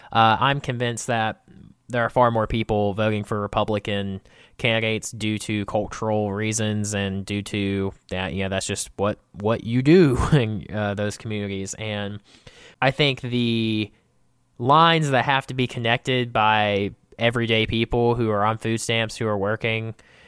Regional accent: Georgia, United States; since I now live in rural Georgia, and I'm from South Georgia, though, on the coast

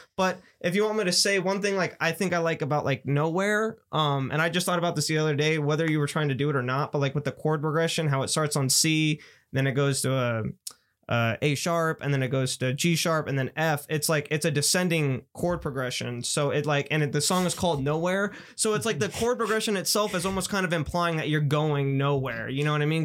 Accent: Las Vegas, Nevada, United States; we're the first generation of like real kids to like really come out of Vegas

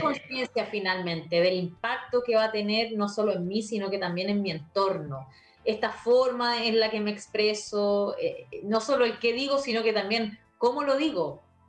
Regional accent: Chile; soy chilena y conozco esta sociedad

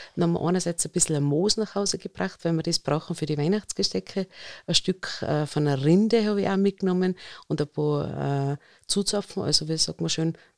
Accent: Innsbruck, Tyrol, Austria; bei uns in Innsbruck der Alpenzoo

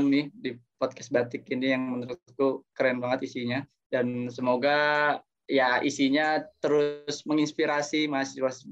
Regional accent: Tangerang, Banten, Indonesia; also born or lived in East Java; Ketika aku sudah kembali lagi ke kota asalku, Tangerang atau bahkan Jawa Timur, aku bisa bermanfaat bagi lingkungan masyarakat.

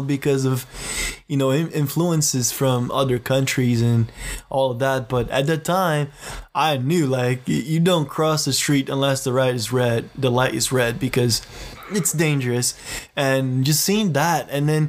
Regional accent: Brazil; moved away; I'm from Brazil

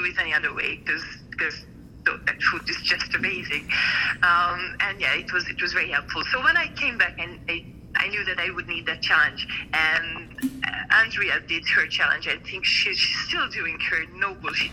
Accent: Hungary; moved away as an adult; now in France; in 7 weeks I would go home to my hometown into Hungary

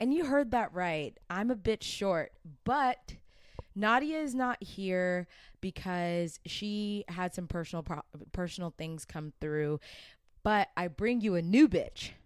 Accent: Atlanta, Georgia, United States; I'm from Atlanta

